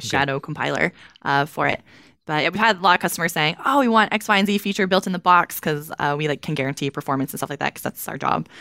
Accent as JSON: {"language": "English", "region": "Kentucky", "country": "United States", "said": "I'm from Kentucky"}